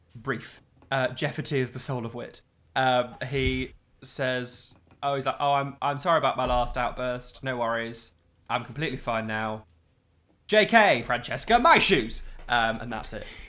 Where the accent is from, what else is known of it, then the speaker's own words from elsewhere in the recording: Midlands, United Kingdom; We're from both from the Midlands